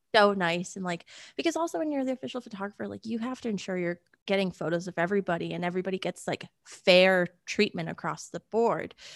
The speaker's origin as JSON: {"language": "English", "region": "Connecticut", "country": "United States", "tie": "born or raised there", "moved": "yes", "lives_now": "Nashville, United States", "said": "I'm originally from Connecticut. I was born and raised there"}